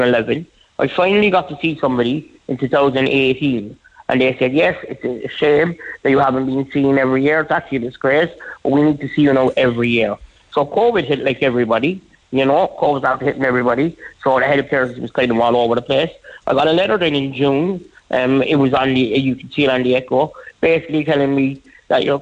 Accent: Ireland; I'm an Irish citizen

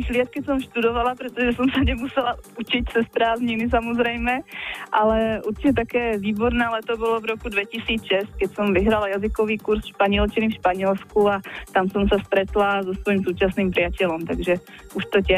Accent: Záhorie, Slovakia; accent: Záhorie Slovak; Ja som, ja som zo Záhoria, takže už som mala trošku predtým

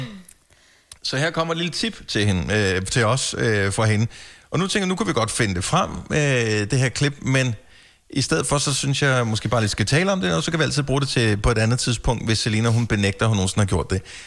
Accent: Funen, Southern Denmark, Denmark; also born or lived in Greater Copenhagen area; now in Greater Copenhagen, Denmark; jeg er opvokset på Fyn

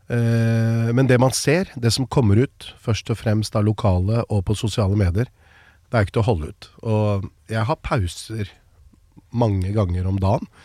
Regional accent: Norway; I oppveksten så tror jeg det var som nordmenn flest. Jeg så på amerikanske filmer, serier eh, Jeg hadde aldri vært i USA.

